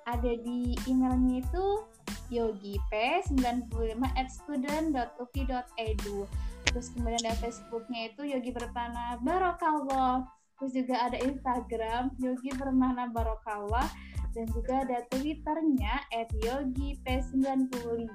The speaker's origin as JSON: {"language": "Indonesian", "region": "West Java", "country": "Indonesia", "said": "Ini kan gue dari"}